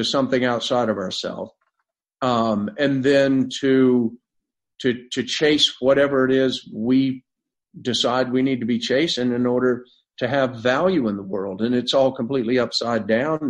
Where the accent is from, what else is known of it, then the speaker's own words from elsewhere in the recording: North Florida, United States; I grew up in a big family in North Florida that had been there since the mid 1800s